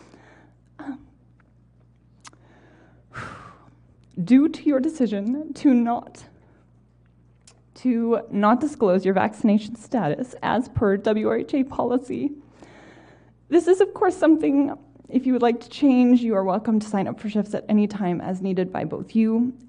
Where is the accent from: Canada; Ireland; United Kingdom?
Canada; Winnipeg, Manitoba; also born or lived in Brandon; I was born and raised here in Manitoba